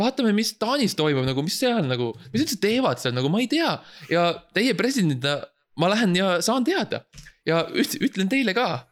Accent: Estonia; moved away as an adult; now in Germany; ma olen siiski eestlane, ega ma ei kaota ära seda eestlust, ma ikkagi räägin eesti keeles

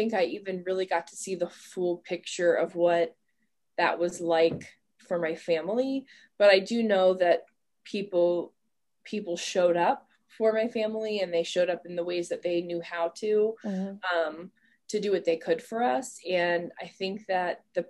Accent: Ohio, United States; why should I not live in my hometown?

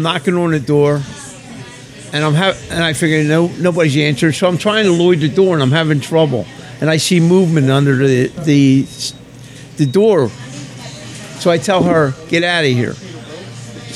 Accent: Philadelphia, Pennsylvania, United States; moved away as an adult; also born or lived in Boca Raton, Florida; I'm from Philadelphia

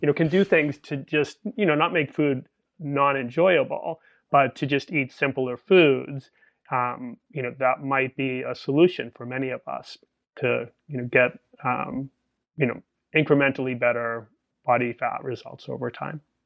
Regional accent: Boston, Massachusetts, United States; moved away; I'm Irish American from Boston originally

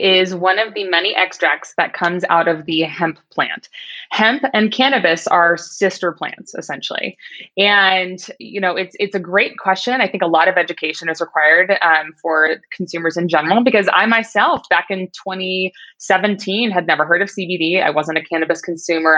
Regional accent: Midwest, United States; I grew up in the Midwest. I was Miss Kansas 2004

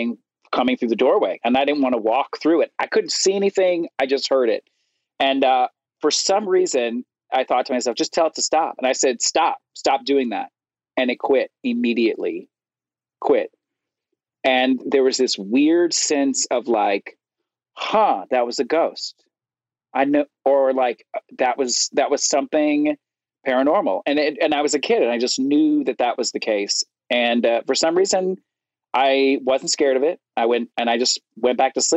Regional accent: Florence, Alabama, United States; I was living in the first house I grew up in Florence, Alabama

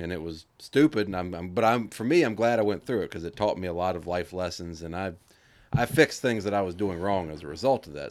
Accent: United States; being American

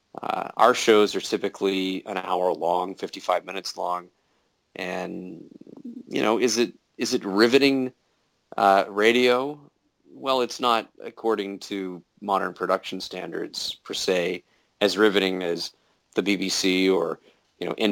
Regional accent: South Texas, United States; I grew up in South Texas, and I'm home right now on my little island that I've called home

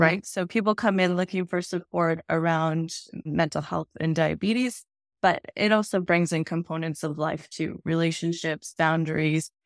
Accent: Edmonton, Alberta, Canada; I am from Edmonton, Alberta, Canada

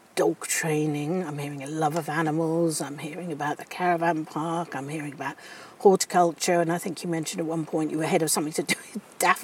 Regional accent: South West England, United Kingdom; Being Cornish myself

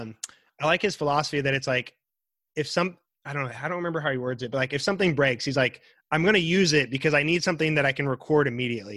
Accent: Wichita, Kansas, United States; I grew up East Side. I grew up on Andover.

